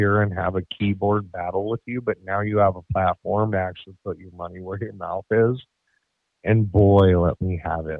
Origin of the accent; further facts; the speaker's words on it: Denver, Colorado, United States; I was born in Colorado in the year of 1982 in September.